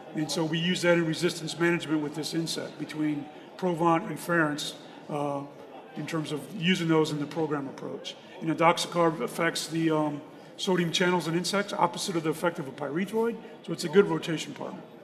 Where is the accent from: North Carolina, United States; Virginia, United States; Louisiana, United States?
North Carolina, United States; Raleigh; I'm from Raleigh, North Carolina